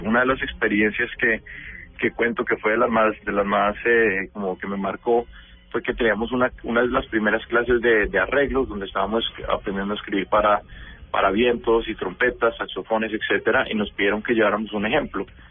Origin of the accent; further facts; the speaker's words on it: Bogotá, Colombia; now in New York, United States; yo soy Rolo, o sea, nací y criado en Bogotá.